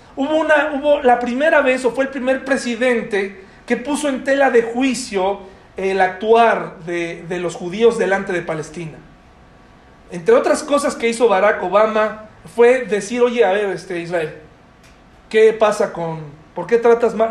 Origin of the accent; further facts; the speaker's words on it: Mexico; como mexicanos